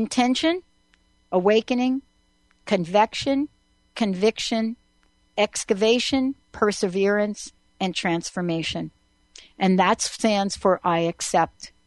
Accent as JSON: {"language": "English", "region": "New York", "country": "United States", "tie": "born or raised there", "said": "I grew up in New York"}